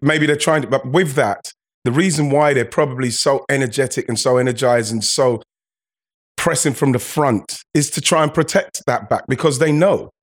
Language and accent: English; England, United Kingdom; as another Englishman